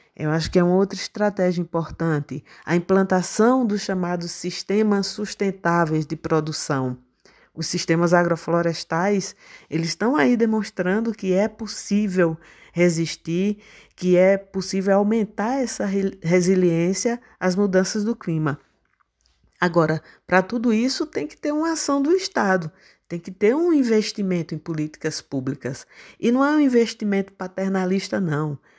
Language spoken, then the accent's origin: Portuguese; Serra Talhada, Pernambuco, Brazil; also born or lived in Recife; eu nasci em Serra Talhada, uma cidade do sertão do Pajeú. Sempre vivi aqui por essa região